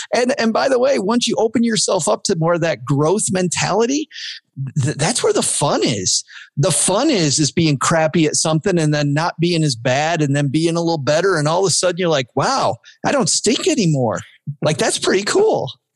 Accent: Kalamazoo, Michigan, United States; I'm from Kalamazoo, uh, Southwest Michigan

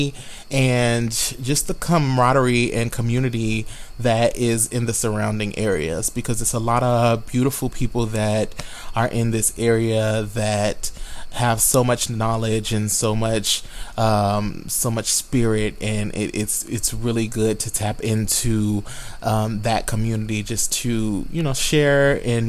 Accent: Tulsa, Oklahoma, United States; moved away as an adult; now in Chicago, United States; I am from Tulsa, Oklahoma, and I have been translocated from Oklahoma to the Chicagoland area.

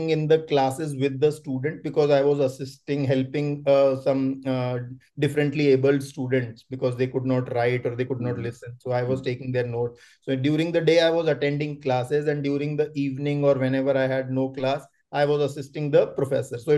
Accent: Jaipur, Rajasthan, India; moved away as an adult; also born or lived in Bangalore; I'm from Rajasthan

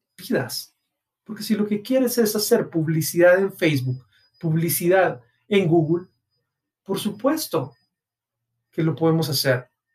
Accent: Guatemala; en mi país, Guatemala

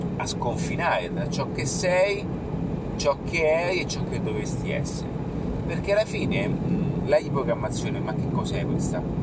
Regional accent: Rome, Lazio, Italy; also born or lived in Fonte Nuova; io sono di origine, sono di Roma

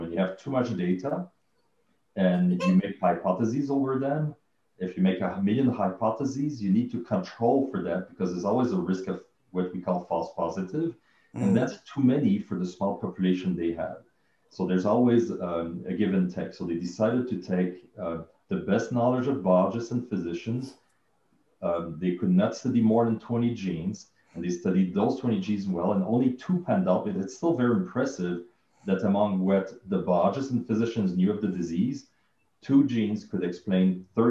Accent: Canada; I come from Canada, living in the cold.

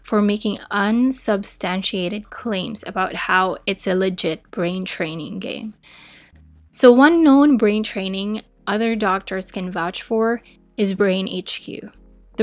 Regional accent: Philippines; As a Filipina, I speak Tagalog and English and some dialects in the Philippines.

